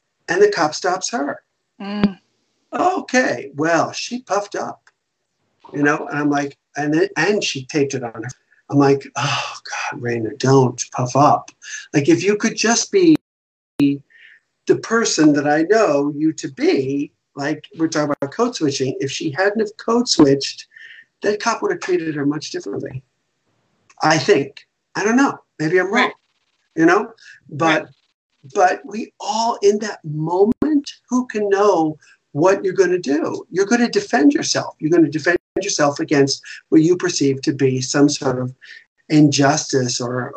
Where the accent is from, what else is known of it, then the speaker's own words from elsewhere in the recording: the South, United States; now in New York, United States; I was raised in the South